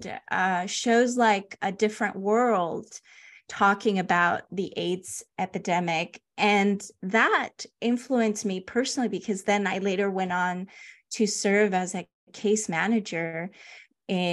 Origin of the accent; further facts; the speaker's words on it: Los Angeles, California, United States; also born or lived in Honduras; I grew up in like Panorama City, San Fernando Valley, Van Nuys, North Hollywood area